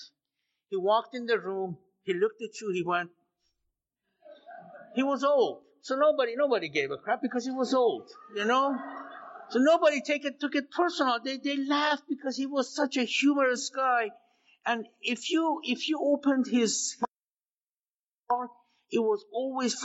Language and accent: English; Iran; moved away; also born or lived in Las Vegas; I was born and raised in Iran.